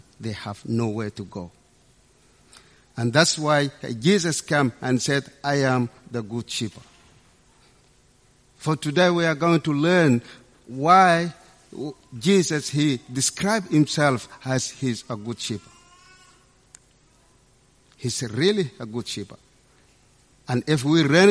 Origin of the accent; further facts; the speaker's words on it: Sudan; moved away; my background as African, I come from Sudan in a small village